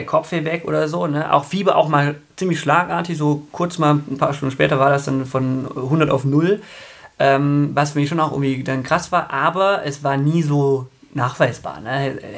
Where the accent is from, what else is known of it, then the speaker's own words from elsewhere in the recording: Aalen, Baden-Württemberg, Germany; äh, Altpietismus sogar, also äh, in Württemberg groß geworden, Tefern im Aalen, mein Papa war der Vorsitzende.